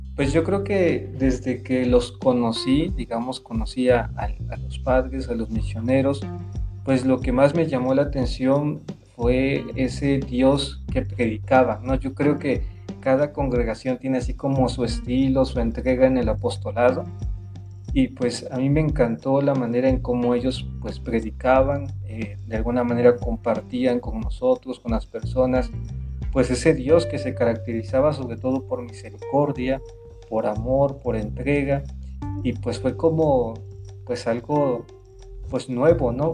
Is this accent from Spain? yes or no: no; Córdoba, Veracruz, Mexico; moved away as an adult; yo soy originario de Córdoba, Córdoba, Veracruz, ¿sí? y ahí en la tierra del café y de la caña